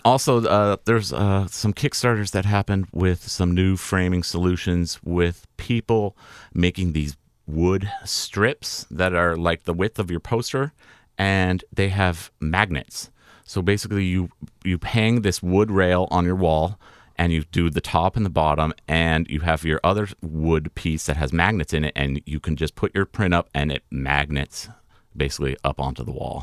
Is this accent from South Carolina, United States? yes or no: no; California, United States; moved away; I grew up in California going to Tahoe and was outside all the time